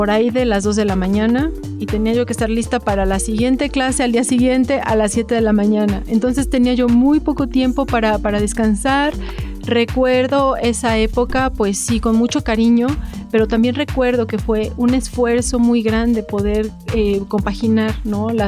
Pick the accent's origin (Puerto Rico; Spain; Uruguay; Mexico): Mexico; Puebla; born there; Bueno, yo nací en Puebla, me defino muy, muy poblana.